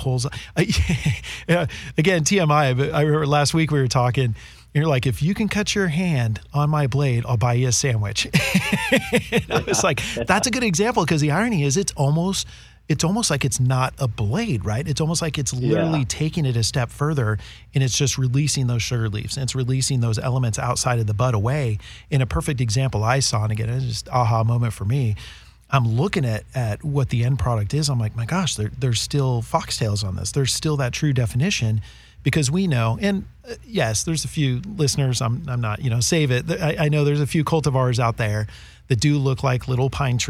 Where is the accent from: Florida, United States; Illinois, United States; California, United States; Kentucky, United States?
California, United States; Northern; moved away; growing up in NorCal